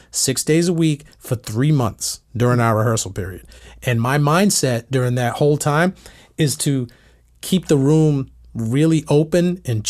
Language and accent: English; Massachusetts, United States; now in Nashville, United States; I'm from Massachusetts